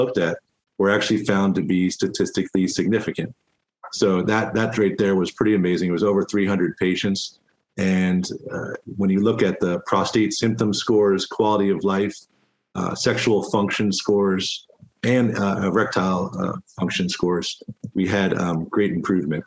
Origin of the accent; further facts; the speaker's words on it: Florida, United States; Florida, which is my home state where I was born and raised